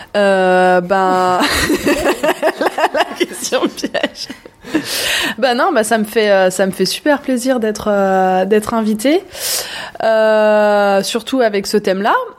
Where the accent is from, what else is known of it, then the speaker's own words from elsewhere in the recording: Sélestat, Grand Est, France; moved away as an adult; now in Haut-Rhin, France; je viens du cœur de l'Alsace, de Célestat, la, ville des premiers sapins de Noël. Euh, voilà, j'ai toujours grandi, euh, grandi là-bas